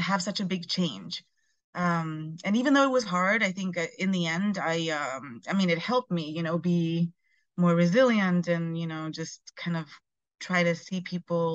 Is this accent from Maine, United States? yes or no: no; New York City, New York, United States; moved away as an adult; also born or lived in Chile; I was born in Chile, and then when I was three, we moved from Chile to New York, and I lived in New York from 3 to 13. And when I turned 13, we moved back to Chile